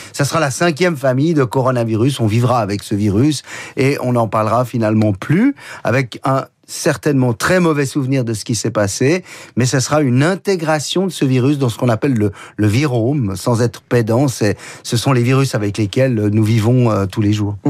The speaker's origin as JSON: {"language": "French", "region": "Geneva", "country": "Switzerland", "said": "chez nous à Genève"}